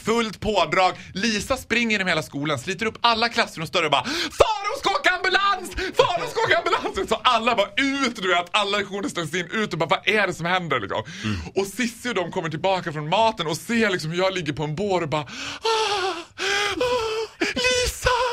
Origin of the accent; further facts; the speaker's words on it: Borlänge, Dalarna County, Sweden; also born or lived in Falun; Jag är ju från Borlänge och mitt hjärta är alltid i Bålänge